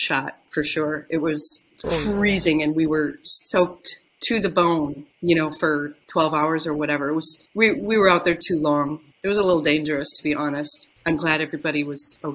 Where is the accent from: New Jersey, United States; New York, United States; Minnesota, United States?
Minnesota, United States; I am from Minnesota